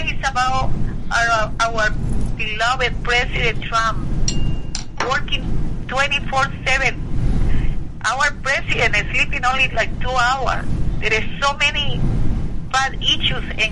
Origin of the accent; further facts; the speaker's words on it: Colombia; English is a second language; now in United States; I was from Colombia and very proud American citizen